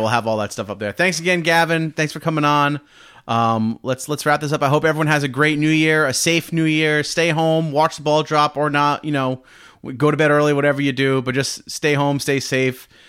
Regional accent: Rhode Island, United States; Hasbro is right, right in my home state of Rhode Island

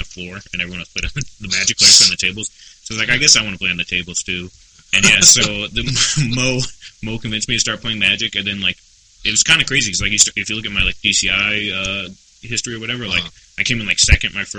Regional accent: Gary, Indiana, United States; moved away; also born or lived in Dayton, Ohio; my family moved to Chicago, Chicago land area, because they currently live in Gary, Indiana, which is a shithole

